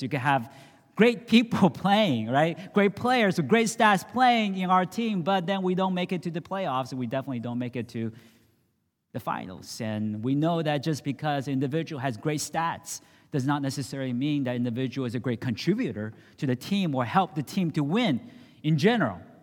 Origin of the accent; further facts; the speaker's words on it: San Francisco, California, United States; I grew up in San Francisco